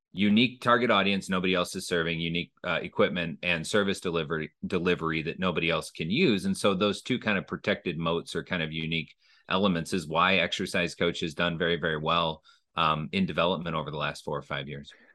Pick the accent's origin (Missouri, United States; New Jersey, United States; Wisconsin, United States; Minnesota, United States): Minnesota, United States; moved away as an adult; also born or lived in Illinois; I grew up in Minnesota